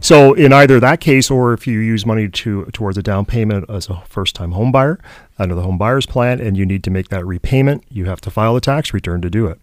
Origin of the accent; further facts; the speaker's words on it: Canada; as Canadian